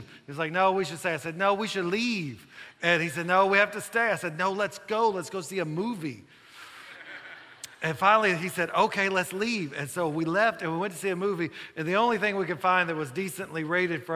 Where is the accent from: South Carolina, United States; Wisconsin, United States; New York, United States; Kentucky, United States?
Kentucky, United States; now in Virginia, United States; I'm from Kentucky originally